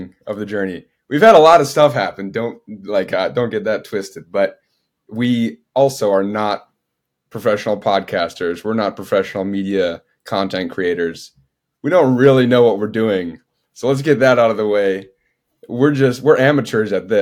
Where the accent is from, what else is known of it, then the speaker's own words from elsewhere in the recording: Minnesota, United States; moved away as an adult; now in Austin, United States; I am originally from Minnesota. It's where I am now. I'm in my childhood bedroom